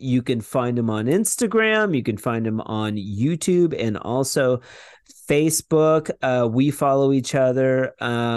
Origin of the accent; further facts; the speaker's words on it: New Mexico, United States; I'm from New Mexico